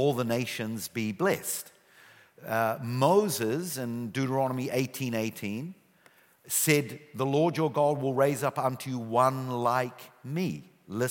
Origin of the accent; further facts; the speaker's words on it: New Zealand; accent: New Zealand; moved away as an adult; now in Israel; I still have my New Zealand accent. Yeah, I immigrated many years ago. Few suitcases, few $100s. And I grew up in New Zealand